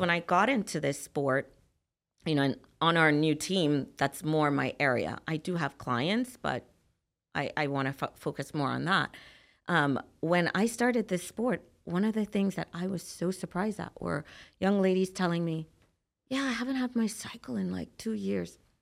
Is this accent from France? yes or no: no; Trinidad & Tobago; So, I'm from Trinidad and Tobago